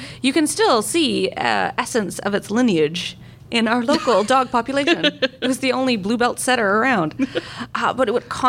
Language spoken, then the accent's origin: English; Newfoundland and Labrador, Canada; As growing up in Newfoundland, where we have a lot of bogs